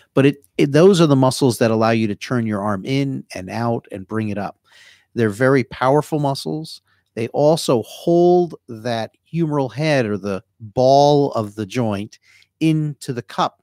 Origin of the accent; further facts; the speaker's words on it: New Jersey, United States; accent: Jersey; moved away as an adult; also born or lived in Sacramento, California; now in Florida, United States; My Jersey accent